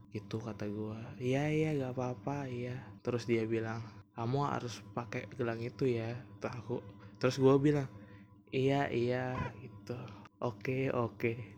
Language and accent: Indonesian; Gresik, East Java, Indonesia; Jadi dia di kota S gitu S gua di kota G hmm. ya Gresik Gresik ya tahu kan Gresik ya itu pokoknya gua gua kan tinggalnya di Gresik